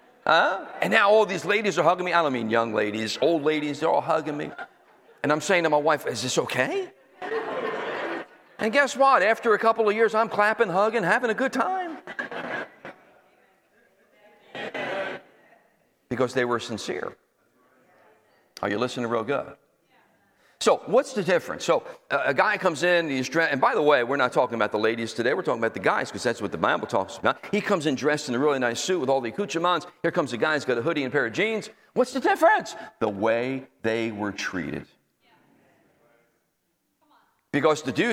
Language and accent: English; Northeast, United States; moved away as an adult; also born or lived in Florida; I come from the Northeast uptight